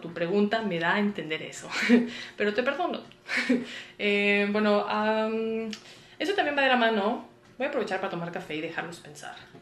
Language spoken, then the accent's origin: Spanish; Monterrey, Nuevo León, Mexico; moved away as an adult; now in Mexico City, Mexico; yo soy regia, nací en Monterrey y toda la vida viví en Monterrey